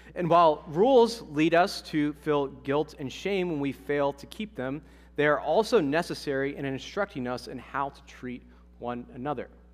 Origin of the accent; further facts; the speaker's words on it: Ohio, United States; moved away; also born or lived in Massachusetts; I'm from Ohio